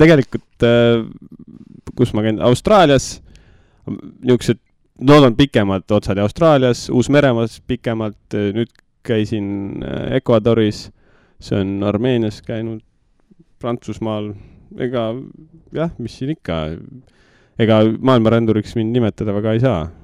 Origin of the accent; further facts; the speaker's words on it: Nõo, Tartu County, Estonia; ma olen Nõost, Nõokas ikkagi, no selles mõttes jah, kas viiendat, võib-olla isegi rohkem kui viiendat põlve